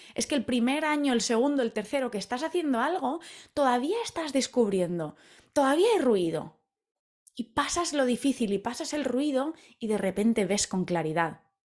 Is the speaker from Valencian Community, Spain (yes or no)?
yes; Valencia, Valencian Community, Spain; moved away as an adult; hace ya 10 años que me fui de Valencia, de mi hogar en España